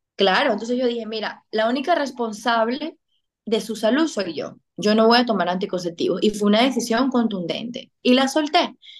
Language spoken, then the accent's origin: Spanish; Venezuela; moved away as an adult; now in Dominican Republic; yo soy venezolana, residente en República Dominicana desde hace seis años